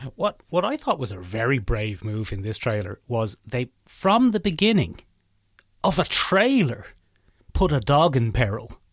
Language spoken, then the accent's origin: English; Ireland